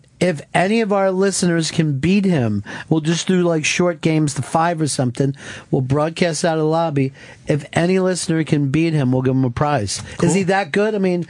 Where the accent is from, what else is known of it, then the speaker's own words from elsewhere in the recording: outside of Philadelphia, Pennsylvania, United States; I grew up outside of Philadelphia